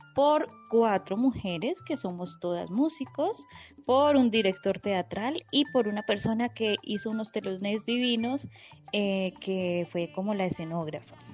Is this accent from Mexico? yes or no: no; Colombia; venimos desde Colombia